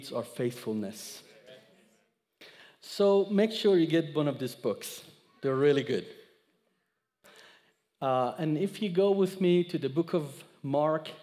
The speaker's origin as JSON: {"language": "English", "country": "Iran", "tie": "born or raised there", "second_language": "English", "moved": "as an adult", "lives_now": "United States", "said": "I was born in Iran."}